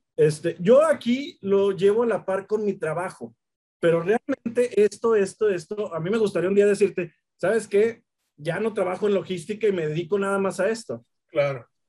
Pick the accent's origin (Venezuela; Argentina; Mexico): Mexico; nazco aquí y aquí le he pasado una gran parte